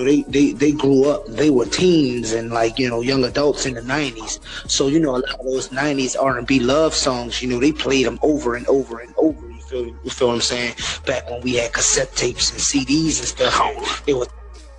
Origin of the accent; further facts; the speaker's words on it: New Orleans, Louisiana, United States; I'm from New Orleans, Louisiana